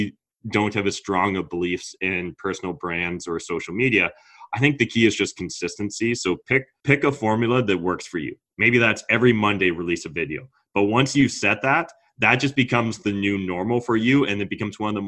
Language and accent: English; Canada; as a Canadian